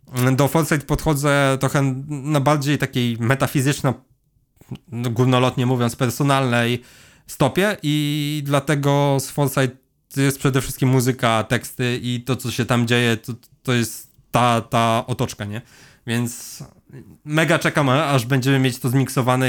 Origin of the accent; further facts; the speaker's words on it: Leżajsk, Subcarpathian Voivodeship, Poland; also born or lived in Kraków; jestem z Leżajska, mamy tutaj browar